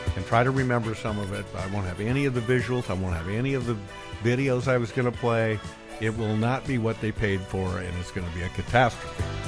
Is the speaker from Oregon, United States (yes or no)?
yes; Bend, Oregon, United States; born or raised there; moved away